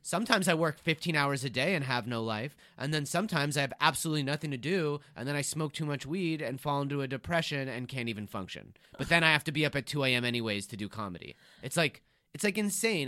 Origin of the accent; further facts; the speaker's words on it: Beverly Hills, California, United States; I'm from Beverly Hills